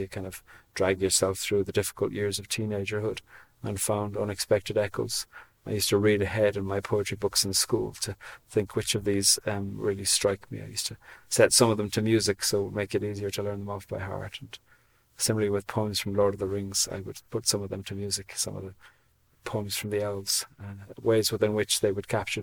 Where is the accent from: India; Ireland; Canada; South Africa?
Ireland; Cork, Munster; moved away as an adult; also born or lived in Switzerland / Australia / Dublin; now in Belfast, United Kingdom; I'm from Cork in the very south coast of Ireland. I live in Belfast now.